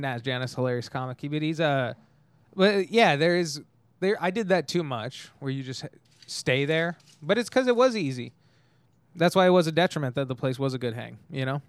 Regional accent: Tehachapi, California, United States; also born or lived in Bakersfield, California; I'm actually from Tehachapi, California

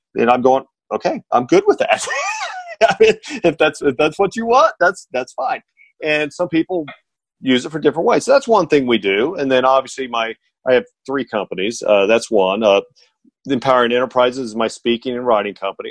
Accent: Indiana, United States; moved away; I'm originally from Indiana.

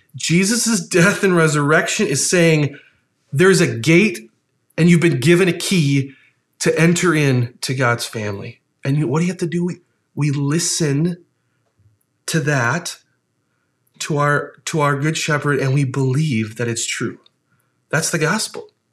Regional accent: Ohio, United States; moved away; spent some time as a kid living in Ohio

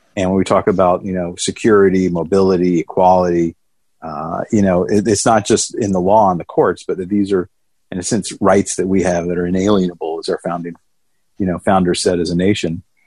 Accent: Atlanta, Georgia, United States; accent: thick southern; I hatched, I came out of my egg in Atlanta, Georgia, uh, which I always joke, my thick southern accent, people can tell yeah. that that's where I, uh, I was nested as a young lad

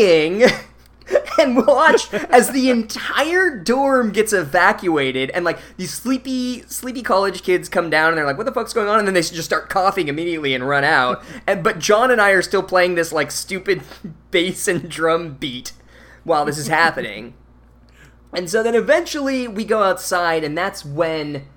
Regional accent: Phoenix, Arizona, United States; we're from Phoenix

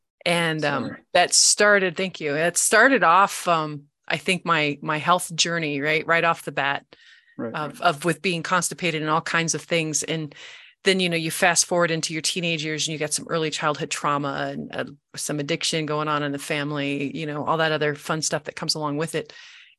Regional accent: North Platte, Nebraska, United States; born there; also born or lived in Cheyenne, Wyoming / Missouri; I was born in North Platte, Nebraska. Lived in Cheyenne, Wyoming, so all the really fun places, but not, you know, places that you would think.

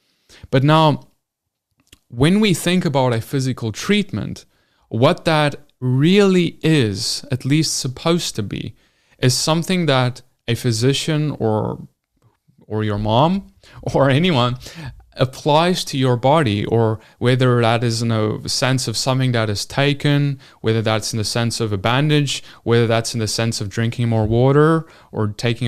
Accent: South Africa; now in United States; When I came into America, I came from South Africa, I moved here.

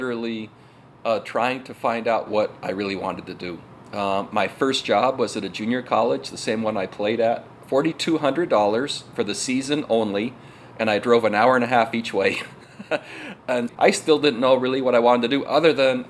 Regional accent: Utah, United States; now in Virginia, United States; I grew up in Utah

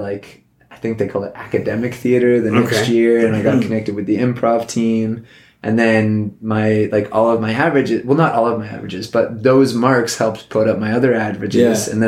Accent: Stouffville, Ontario, Canada; I grew up in Stouffville, Ontario

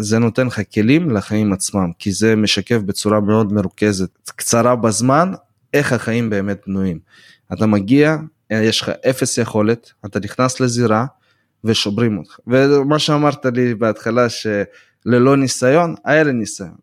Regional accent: Beersheba, Southern District, Israel; Hebrew is a second language; also born or lived in Volgograd, Russia; now in United States; נולדתי ב-92 בוולגגרד מה שיותר אנשים מכירים בתור סטלינגרד ועליתי בגיל 6 לבאר שבע

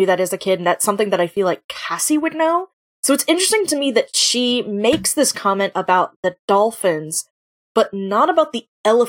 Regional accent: Florida, United States; so I am from Florida originally, and I used to go to, like, my family had, like, season passes to Busch Gardens and SeaWorld.

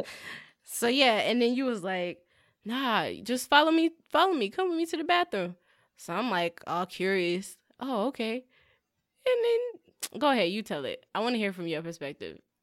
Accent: Southern California, United States; we're from SoCal? We're from California

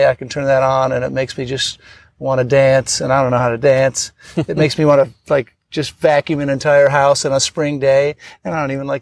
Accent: Northern Illinois, United States; I grew up in Northern Illinois

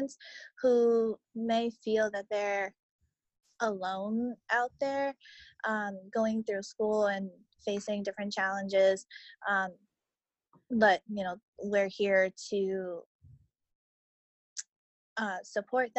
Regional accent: Boston, Massachusetts, United States; I'm from Boston, and I go to school at Boston College studying sociology

